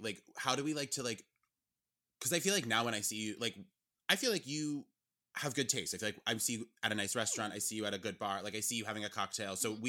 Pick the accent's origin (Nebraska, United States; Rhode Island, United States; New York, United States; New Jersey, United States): Rhode Island, United States; also born or lived in Vermont; because I moved from Rhode Island to Vermont. Like, I had a lot of Rhode Island friends